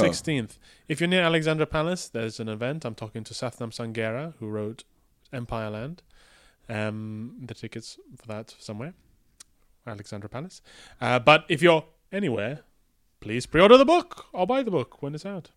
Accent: Malaysia; moved away; I grew up playing this in Malaysia, in the ga-, game arcades, in Kotak and the Balu

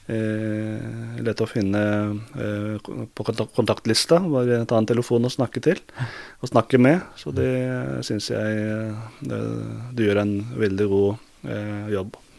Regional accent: Turkey; Norwegian is a second language; now in Norway; Jeg er født i Tyrkia

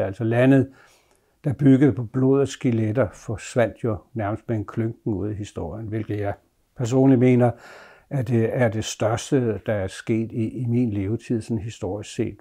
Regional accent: Bogense, Southern Denmark, Denmark; min barndomsby, Bogense

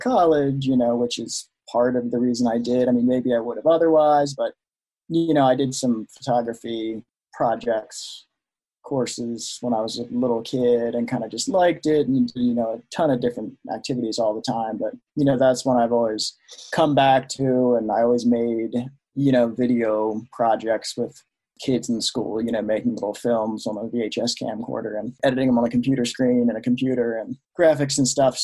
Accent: near Annapolis, Maryland, United States; moved away as an adult; now in Denver, United States; I grew up in Maryland, right on the coast near Annapolis

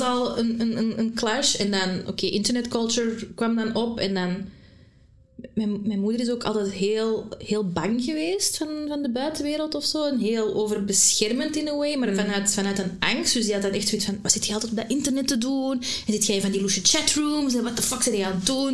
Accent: Antwerp, Flanders, Belgium; also born or lived in Brasschaat; van Antwerpen

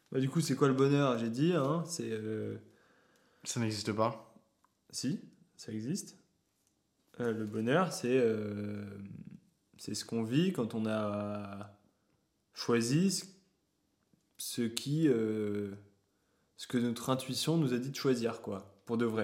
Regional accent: Paris, Île-de-France, France; Moi, je suis parisien.

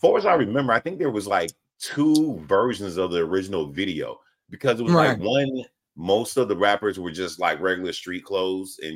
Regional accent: the South, United States; I'm from the South

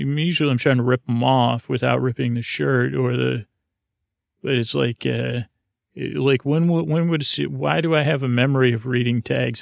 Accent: Syracuse, New York, United States; I grew up in Syracuse, New York

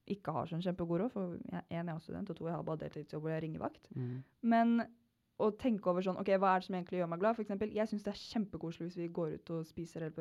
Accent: Kragerø, Telemark, Norway; moved away; begge vi er fra Kragerø.

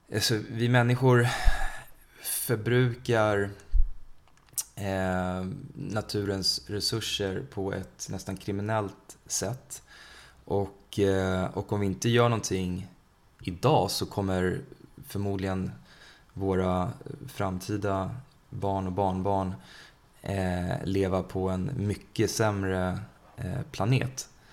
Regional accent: Sweden; also born or lived in India; Vi svenskar

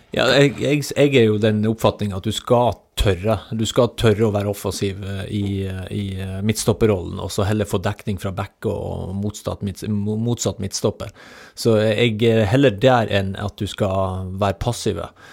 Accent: Hemnesberget, Nordland, Norway; moved away; also born or lived in Rogaland; Hemnesberget på Helgelandskysten. Så jeg er ikke født i Stavanger

